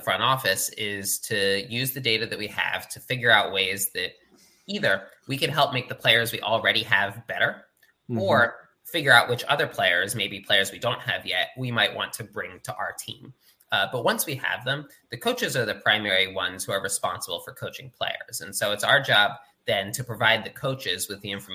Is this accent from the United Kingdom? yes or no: no; Philadelphia suburbs, Montgomery County, Pennsylvania, United States; moved away as an adult; I grew up in the Philadelphia suburbs in Montgomery County